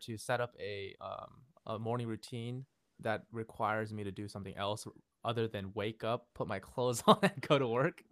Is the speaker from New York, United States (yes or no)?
no; Fremont, California, United States; also born or lived in Seoul, South Korea / Los Angeles; I grew up here in Fremont in the Bay Area for the most of my life